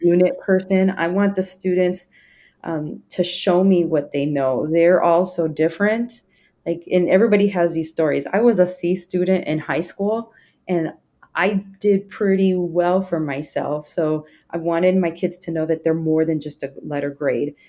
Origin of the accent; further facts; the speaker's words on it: Indiana, United States; now in Texas, United States; I grew up in Indiana